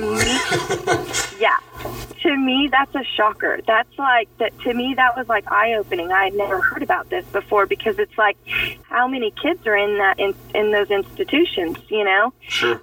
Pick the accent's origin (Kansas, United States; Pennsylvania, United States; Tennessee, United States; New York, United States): Kansas, United States; moved away; I'm originally from Kansas